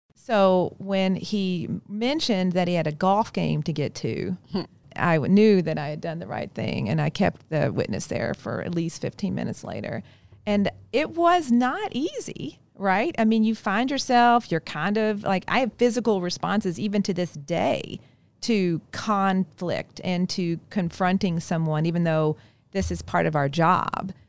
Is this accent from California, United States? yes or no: no; Kentucky, United States; accent: hard I's; moved away; I grew up in Kentucky. That's why sometimes you'll hear the hard I's in my, in my speech